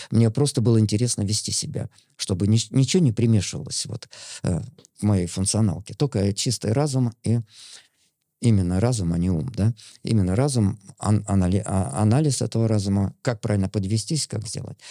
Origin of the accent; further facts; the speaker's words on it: Yemelyanovo, Smolensk Oblast, Russia; moved away; я родился на Смоленщине, такой глухой деревушке Емельяново называется